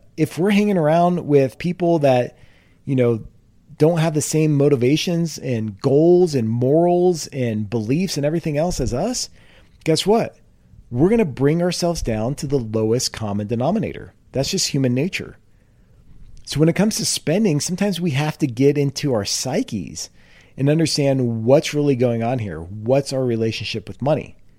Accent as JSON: {"language": "English", "region": "California", "country": "United States", "tie": "born or raised there", "said": "I grew up in California."}